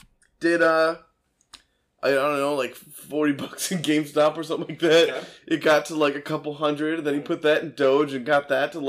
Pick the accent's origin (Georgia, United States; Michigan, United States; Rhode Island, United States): Michigan, United States; Detroit; now in Indianapolis, United States; And I'm from Detroit.